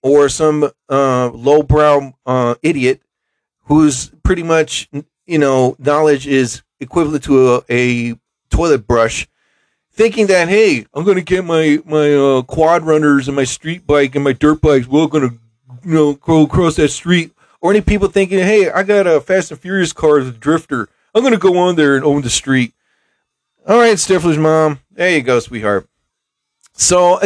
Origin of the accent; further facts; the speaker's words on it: Mount Holly, New Jersey, United States; here in my hometown of Mount Holly, New Jersey